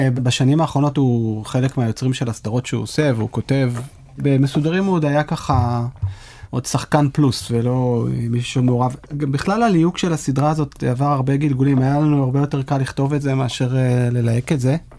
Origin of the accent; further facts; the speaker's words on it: Israel; כישראלים שגדלו לדור הסוציאליסטי